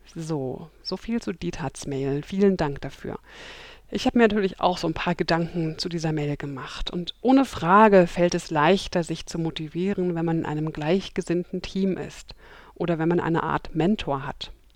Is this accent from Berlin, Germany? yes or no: yes; Berlin, Germany; heute melde ich mich live aus Kreuzberg, aus meiner Heimat Berlin